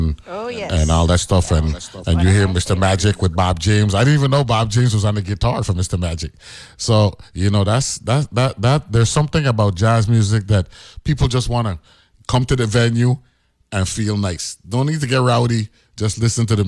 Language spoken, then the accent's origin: English; U.S. Virgin Islands; we grew up here